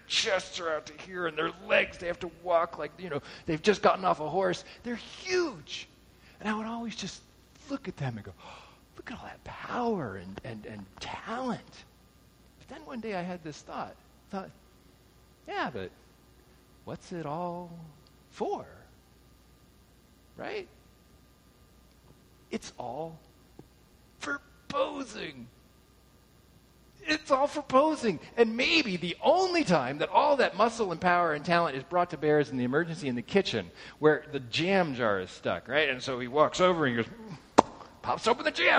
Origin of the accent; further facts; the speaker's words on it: Southern California, United States; I grew up in Southern California